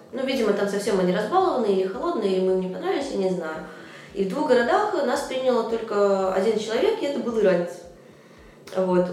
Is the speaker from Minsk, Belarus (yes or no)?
yes; Minsk, Belarus; я из Минска